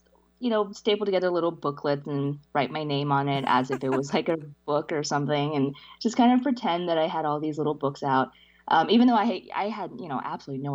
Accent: New Orleans, Louisiana, United States; English is a second language; also born or lived in China; I came to the States with my parents when I was five, in 89, and we settled in New Orleans

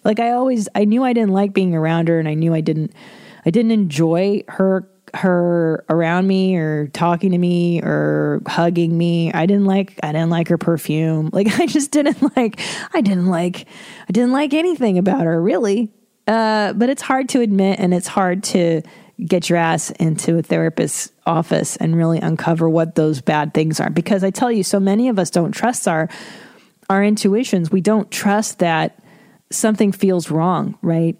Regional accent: Los Angeles, California, United States; I grew up in Los Angeles, as you know, and I listened to Loveline my whole life since I was a kid

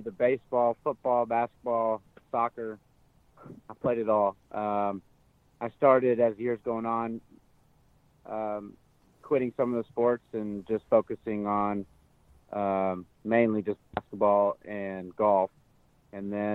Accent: Denver, Colorado, United States; moved away as an adult; also born or lived in Oregon / Oklahoma; I'm from Denver, Colorado.

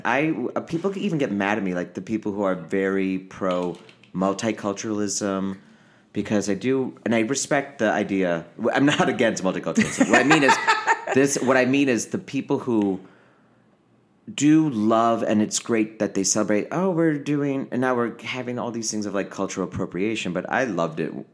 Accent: Naperville, Illinois, United States; moved away as an adult; also born or lived in Aurora, Illinois; now in Los Angeles, United States; growing up in Aurora and Naperville, Illinois

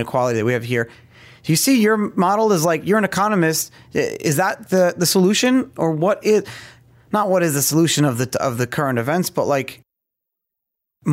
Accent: New York, United States; I grew up in New York

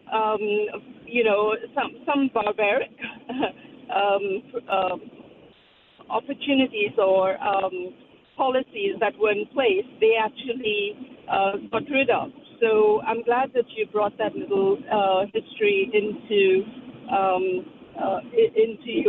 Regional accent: Aden, Yemen; moved away; I'm actually from Aden, which is part of uh, now Yemen

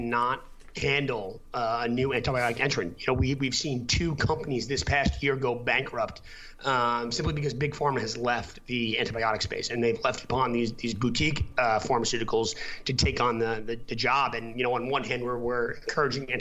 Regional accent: United States; moved away as an adult; also born or lived in Boston; I'm from New York originally

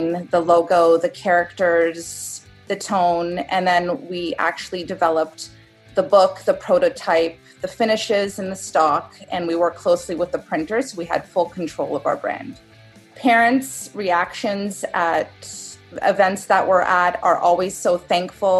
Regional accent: Toronto, Ontario, Canada; I'm from Toronto, Canada

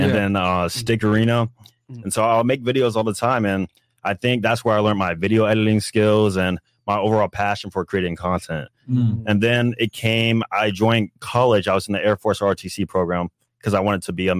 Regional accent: Jacksonville, Florida, United States; moved away as an adult; also born or lived in South Georgia; I'm from Jacksonville, North Florida, but I went to college in South Georgia.

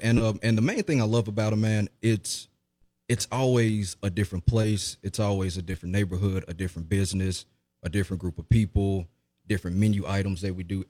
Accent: Jackson, Mississippi, United States; born and raised in Jackson, Mississippi

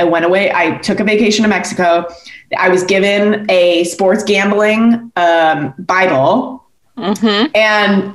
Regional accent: Canada; I grew up in Canada

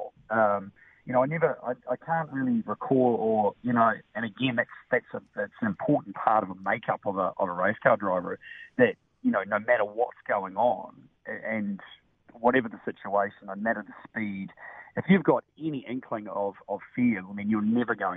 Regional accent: New Zealand; growing up in New Zealand

